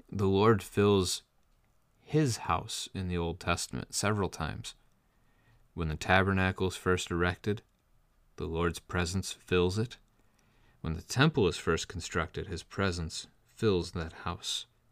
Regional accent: United States; as American Christians

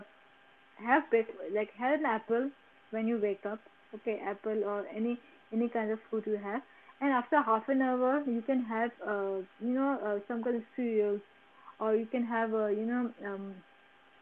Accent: India; we have that Indian kind of mentality

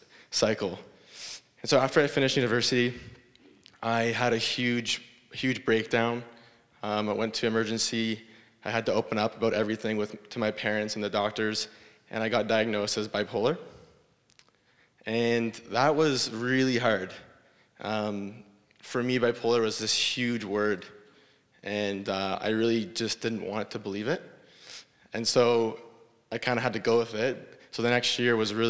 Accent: Guelph, Ontario, Canada; I grew up in Guelph

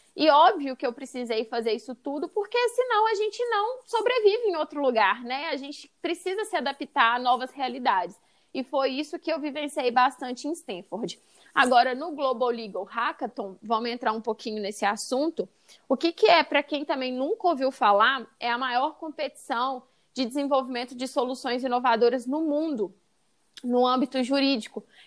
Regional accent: Brazil; also born or lived in California; eu já saí do Brasil

